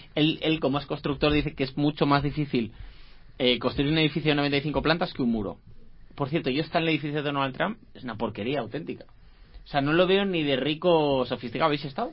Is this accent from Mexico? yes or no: no; Asturias, Spain; soy asturiano